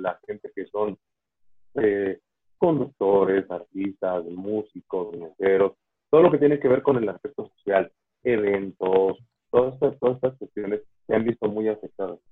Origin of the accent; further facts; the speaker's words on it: Mexico; en México somos antojadizos